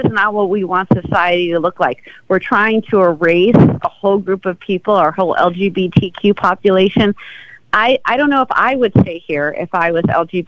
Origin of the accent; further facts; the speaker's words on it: Miami, Florida, United States; I grew up here. I grew up in Miami. This is my home.